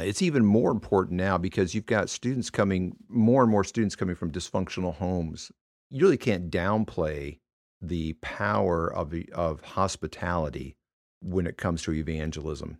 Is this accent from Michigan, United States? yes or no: yes; Michigan, United States; moved away; I was born and raised in Michigan